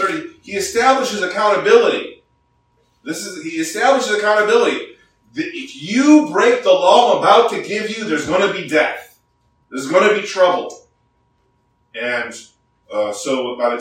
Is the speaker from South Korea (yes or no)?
yes; South Korea; now in United States; I grew up in Korea in high school